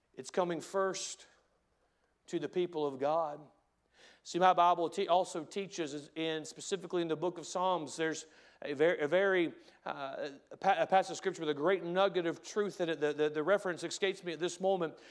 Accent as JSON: {"language": "English", "country": "United States", "said": "as an American"}